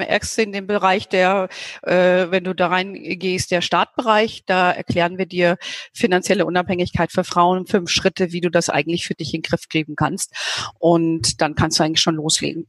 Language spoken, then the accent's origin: German; Hesse, Germany; now in Bavaria, Germany; ich bin ja lebe ja hier in Bayern und komme ja gebürtig aus Hessen.